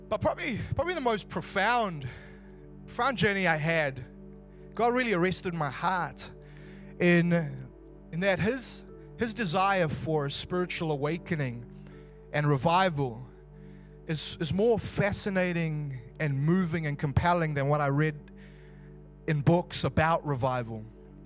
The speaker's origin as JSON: {"language": "English", "country": "South Africa", "moved": "yes", "lives_now": "Wellington, New Zealand", "said": "I'm originally South African"}